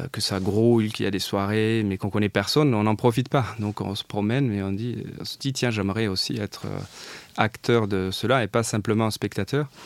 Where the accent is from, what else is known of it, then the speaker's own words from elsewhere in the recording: south of France, France; puisque je venais du, sud de la France. J'avais fini mes études à Montpellier.